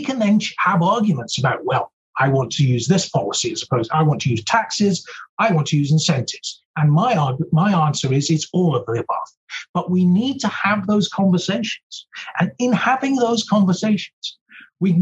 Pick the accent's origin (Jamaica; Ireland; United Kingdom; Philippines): United Kingdom; Scotland; now in United States; I'm a Scot